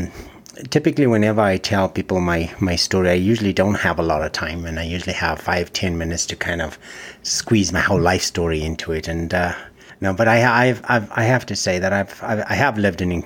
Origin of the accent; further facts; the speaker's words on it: Zimbabwe; moved away; also born or lived in England; I was born in Rhodesia, which is now Zimbabwe.